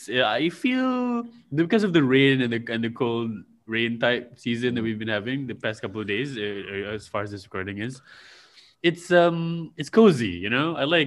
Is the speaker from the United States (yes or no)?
no; Malaysia; I'm from Malaysia.